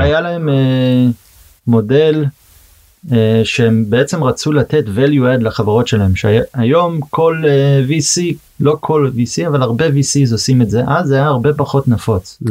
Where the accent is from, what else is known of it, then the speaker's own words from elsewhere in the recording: Boston, Massachusetts, United States; Hebrew is a second language; moved away as an adult; now in Israel; נולדתי בארצות הברית, גדלתי אה, בבוסטון בעצם, פרבר קטן מחוץ לבוסטון. אז כמובן עברית זה לא שפת אם בשבילי